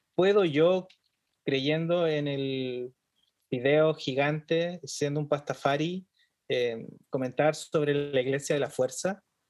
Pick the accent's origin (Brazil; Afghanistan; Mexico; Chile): Chile; nosotros como chilenos eh, vivimos en una cultura sumisa